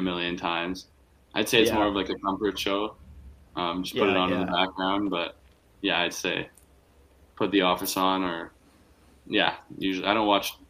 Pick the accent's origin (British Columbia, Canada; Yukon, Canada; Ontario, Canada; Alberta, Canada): Ontario, Canada; Whitby; Yeah, I'm from Whippy, so.